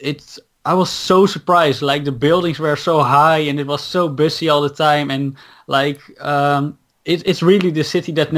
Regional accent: Netherlands; English is a second language; I grew up here in Holland, so I'm fully Dutch

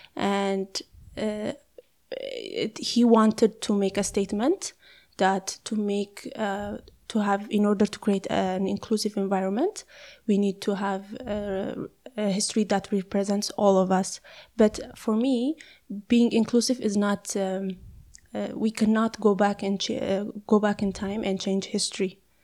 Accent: Ethiopia; I am from Ethiopia

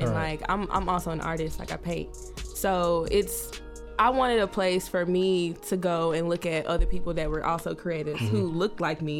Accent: Birmingham, Alabama, United States; like I've grown up in Birmingham, so I really love Birmingham.

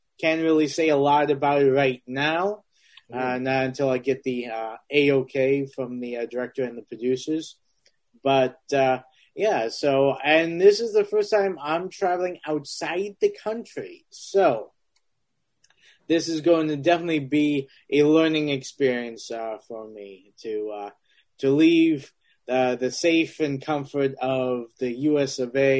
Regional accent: Transylvania, Romania; Yeah, I'm from Transylvania.

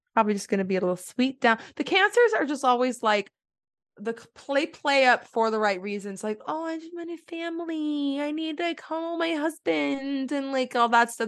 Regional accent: Texas, United States; I'm from Texas

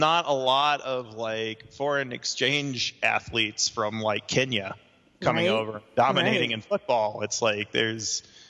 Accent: Mississippi, United States; I grew up in Mississippi

